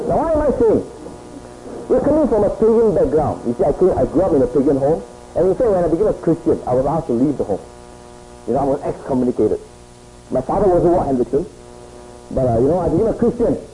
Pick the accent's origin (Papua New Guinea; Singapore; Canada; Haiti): Singapore; moved away as an adult; also born or lived in Hong Kong; I grew up in Singapore. It is sort of a little bit away from Hong Kong.